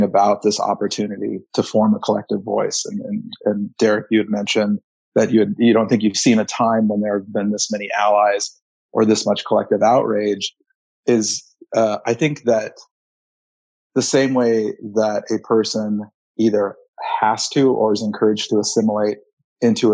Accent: Southern California, United States; now in Montana, United States; although I do live in Montana now, I was born and raised in Southern California, kind of all over, but really, my roots, my family's roots are in Los Angeles

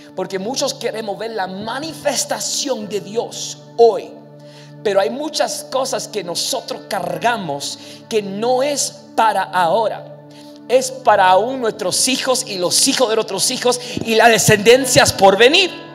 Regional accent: New York, United States; Spanish is a second language; now in New Jersey, United States; yo vengo del el estado de New York. Soy ahora residente de New Jersey, que está a 15 minutos de Nueva York. Y vengo de New York, entonces soy un gringo en el sentido, porque mis padres nacieron en los Estados Unidos y yo también

